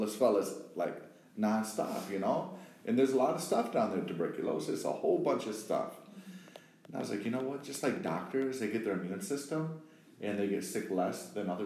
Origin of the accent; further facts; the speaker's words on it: Wisconsin, United States; now in Brooklyn, United States; originally from Wisconsin, the heartland, the Midwest